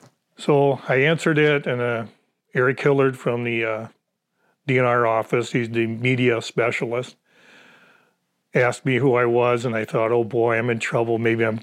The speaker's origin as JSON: {"language": "English", "town": "Gladstone", "region": "Michigan", "country": "United States", "tie": "born or raised there", "said": "I was born and raised in Gladstone, Michigan."}